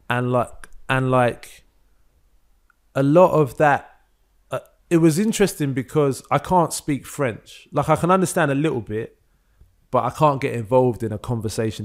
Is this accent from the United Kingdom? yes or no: yes; London, United Kingdom; growing up in London